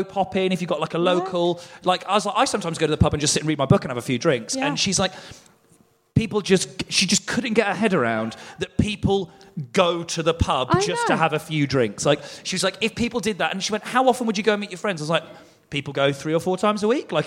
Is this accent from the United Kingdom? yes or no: yes; England, United Kingdom; we're English